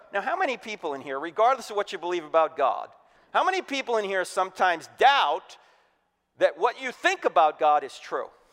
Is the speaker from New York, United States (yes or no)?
no; New Jersey, United States; moved away; I'm originally from New Jersey